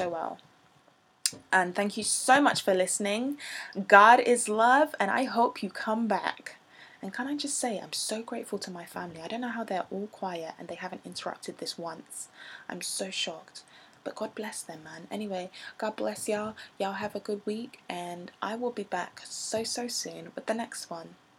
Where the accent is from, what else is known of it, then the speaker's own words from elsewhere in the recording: England, United Kingdom; accent: English; I'm not American, so I'm going to say that in an English accent